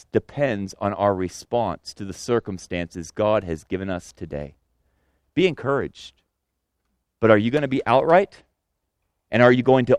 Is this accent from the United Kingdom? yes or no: no; Senegal; now in United States; the land I was born in Senegal